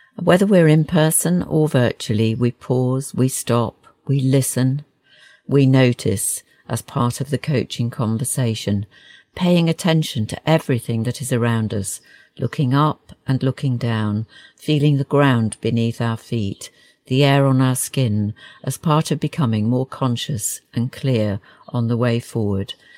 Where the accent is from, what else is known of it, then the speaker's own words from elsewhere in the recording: Yorkshire and the Humber, United Kingdom; I grew up in West Yorkshire